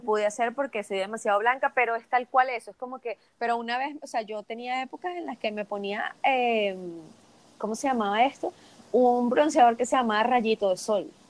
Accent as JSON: {"language": "Spanish", "country": "Venezuela", "moved": "as an adult", "said": "desde que me fui de Venezuela hace unos años"}